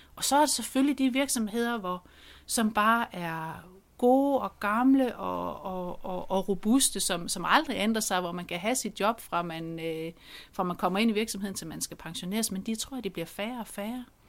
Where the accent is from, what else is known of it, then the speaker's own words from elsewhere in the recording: Central Jutland, Central Denmark Region, Denmark; Jeg kommer jo der fra Midtjylland